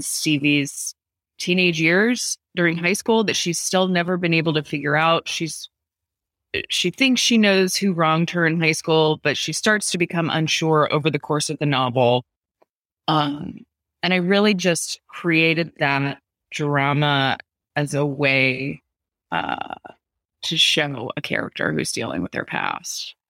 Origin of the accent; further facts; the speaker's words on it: San Diego, California, United States; my hometown of La Jolla, California, which is in San Diego